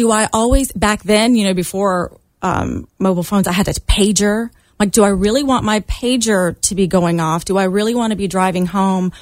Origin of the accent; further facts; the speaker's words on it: Charleston, South Carolina, United States; I grew up in Charleston